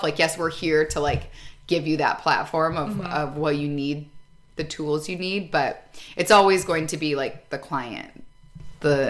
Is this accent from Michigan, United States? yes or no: yes; Michigan, United States; moved away as an adult; also born or lived in Chicago; now in Grand Rapids, United States; I'm from Michigan